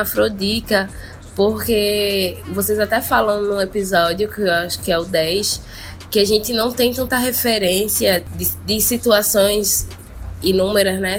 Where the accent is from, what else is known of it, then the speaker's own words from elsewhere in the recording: Olinda, Pernambuco, Brazil; sou de Olinda, Pernambuco